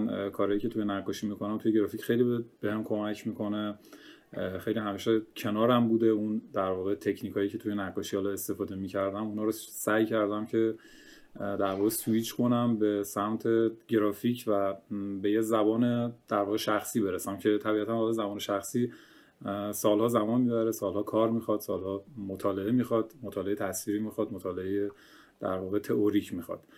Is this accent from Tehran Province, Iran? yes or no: no; Kerman, Kerman Province, Iran; born there; حتما آره من متولد کرمانم توی خانواده بزرگ شدم که هنری بودن همه پدرم خوشنویس بود